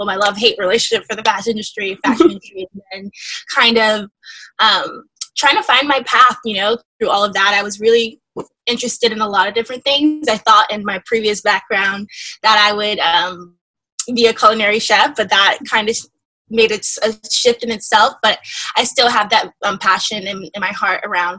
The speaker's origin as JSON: {"language": "English", "region": "upstate New York suburbs", "country": "United States", "tie": "born or raised there", "said": "I'm originally from the suburbs upstate New York. That was where I was born and raised for a little while. And then we moved to New York City"}